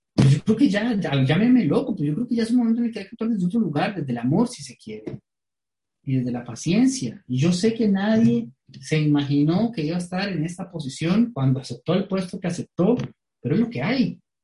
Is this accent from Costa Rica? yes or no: yes; Costa Rica; como costarricenses